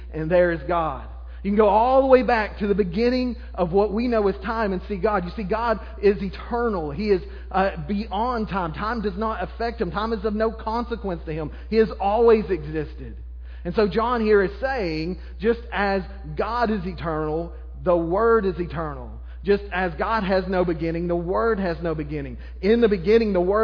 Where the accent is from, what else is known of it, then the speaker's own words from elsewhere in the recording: Arkansas, United States; I'm from Arkansas